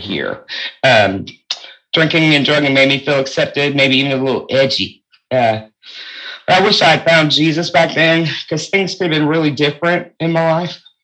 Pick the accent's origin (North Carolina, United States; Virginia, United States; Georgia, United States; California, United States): North Carolina, United States; also born or lived in New York State / Fayetteville, North Carolina; we moved to North Carolina from New York State when I was about seven or eight years old.